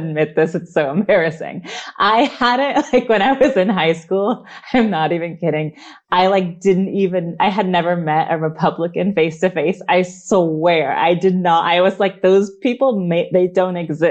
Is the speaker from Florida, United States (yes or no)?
no; Oakland, California, United States; moved away as an adult; also born or lived in Italy / Spain; I'm from Oakland, California, and it's a city outside just across the bay from San Francisco